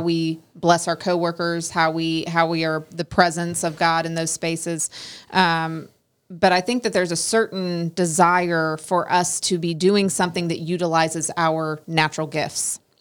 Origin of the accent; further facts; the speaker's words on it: Oregon, United States; moved away; where I grew up in Oregon